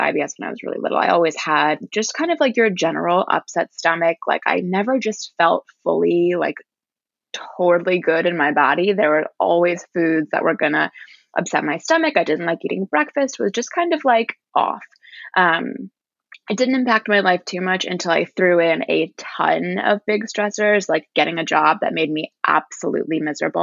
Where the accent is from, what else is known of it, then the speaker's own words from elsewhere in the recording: Washington, District of Columbia, United States; moved away; also born or lived in Virginia; I grew up in Washington, D.C.